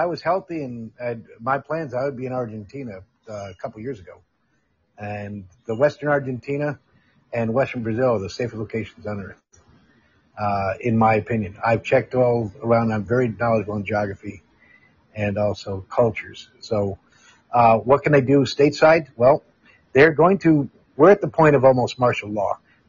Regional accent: Amsterdam, North Holland, Netherlands; I got picked up by the Netherlands where I grew up in Amsterdam.

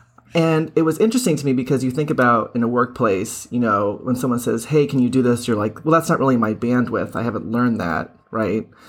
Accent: Boston, Massachusetts, United States; I am from Boston

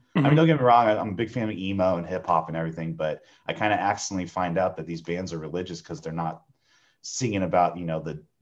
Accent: San Diego, California, United States; Born and raised in San Diego, California.

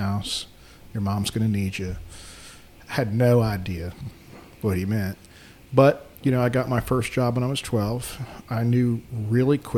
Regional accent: Baltimore, Maryland, United States; now in Forsyth County, North Carolina, United States; I grew up in Baltimore.

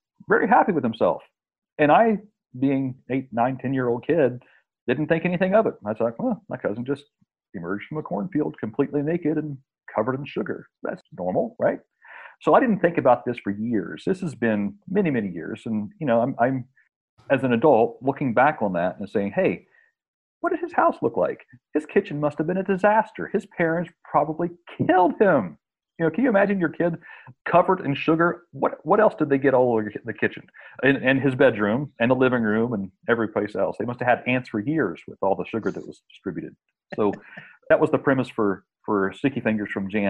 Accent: West Virginia, United States; an experience that I had in the 70s growing up in West Virginia. I was raised on a farm

